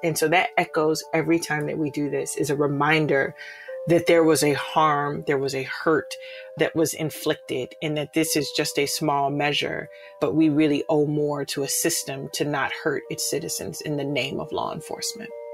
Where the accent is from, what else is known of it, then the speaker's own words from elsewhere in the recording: Chicago, Illinois, United States; I grew up in the Cabrini Green public housing projects here in Chicago